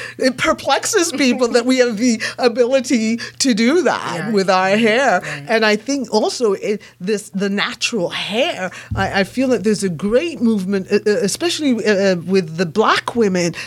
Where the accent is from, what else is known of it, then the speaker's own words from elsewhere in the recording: England, United Kingdom; I was born and raised in England